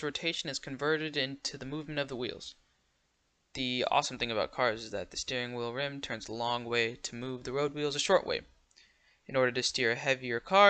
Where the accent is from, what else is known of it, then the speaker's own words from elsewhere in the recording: United States; I'm American